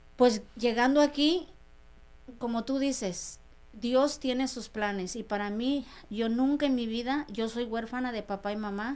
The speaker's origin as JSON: {"language": "Spanish", "town": "María Lombardo de Caso", "region": "Oaxaca", "country": "Mexico", "tie": "born or raised there", "also_born_or_lived": "Los Angeles, United States", "moved": "as an adult", "lives_now": "United States", "said": "soy de la Sierra Mije de Oaxaca. Mi pueblo se llama María Lombardo de Caso Mije, Oaxaca."}